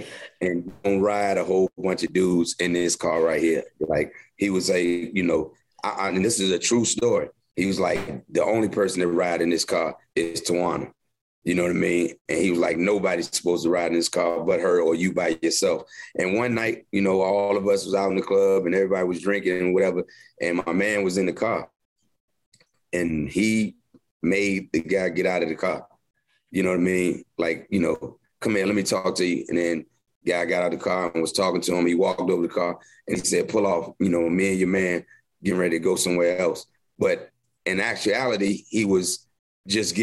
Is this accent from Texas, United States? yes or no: no; Virginia, United States; moved away as an adult; also born or lived in Philadelphia; I was from Virginia